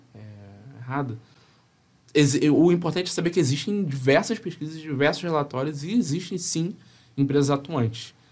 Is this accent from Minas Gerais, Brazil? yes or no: no; Rio de Janeiro, Brazil; eu vim do subúrbio do Rio de Janeiro